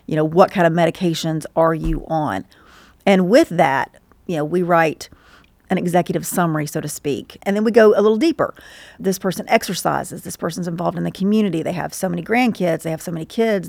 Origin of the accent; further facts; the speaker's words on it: Stockbridge, Georgia, United States; I grew up in Stockbridge